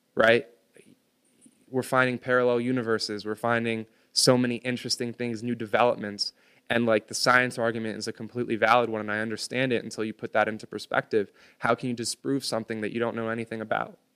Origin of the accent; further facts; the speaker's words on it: United States; I was born on American soil